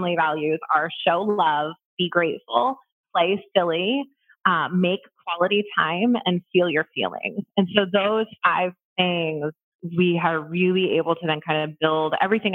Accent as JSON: {"language": "English", "town": "Columbus", "country": "United States", "also_born_or_lived": "Orlando", "said": "I moved from Orlando back to Columbus, where I'm from."}